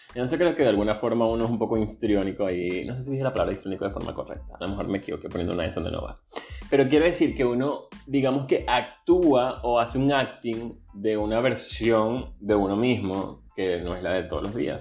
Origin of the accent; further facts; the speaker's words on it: Venezuela; moved away as an adult; soy venezolano